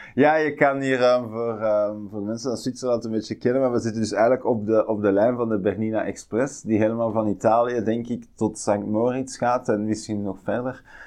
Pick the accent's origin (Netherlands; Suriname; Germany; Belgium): Belgium; Tervuren, Flanders; de bossen waar ik opgegroeid ben in Tervuren.